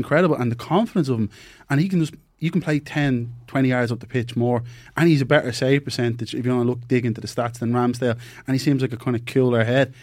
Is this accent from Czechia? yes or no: no; Ireland; we're Irish